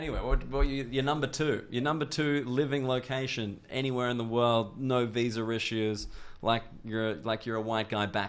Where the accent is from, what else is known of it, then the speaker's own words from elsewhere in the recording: Australia; moved away as an adult; now in United Kingdom; I'm Australian